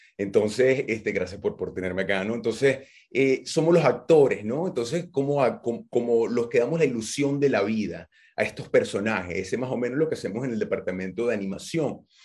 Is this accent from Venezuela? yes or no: yes; Venezuela; yo venezolano, mi, mi, mamá venezolana, mi papá venezolano